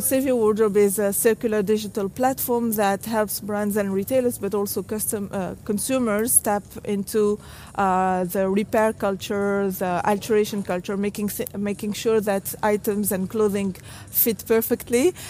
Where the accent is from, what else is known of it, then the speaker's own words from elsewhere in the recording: Tunisia; I grew up in Tunisia, a country in North Africa